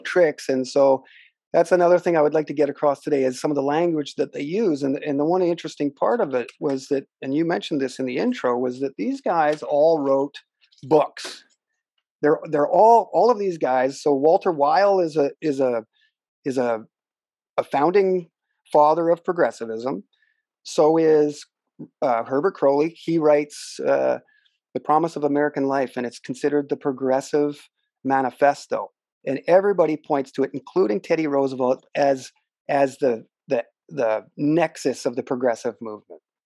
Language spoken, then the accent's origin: English; Canada; here in my hometown